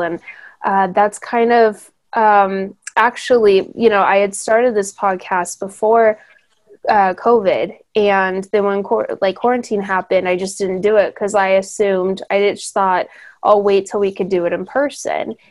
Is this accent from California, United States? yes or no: yes; Hemet, California, United States; I grew up in Hemet.